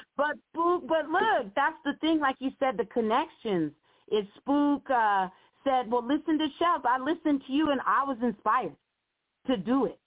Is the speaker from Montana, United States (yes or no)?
yes; Montana, United States; also born or lived in Oakland; I'm from Montana